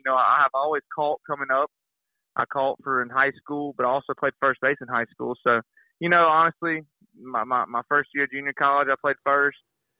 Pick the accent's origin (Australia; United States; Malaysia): United States; Mobile, Alabama; I was born and raised here in Mobile, Alabama. I went to Faith Academy. I went there started in sixth grade and through 12th grade, graduated from there.